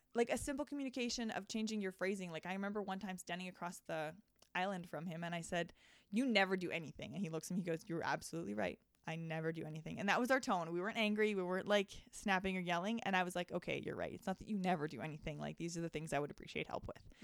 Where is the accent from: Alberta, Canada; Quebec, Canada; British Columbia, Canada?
Alberta, Canada; High River; I grew up on High River, actually. So it's, like, thirty minutes south of Calgary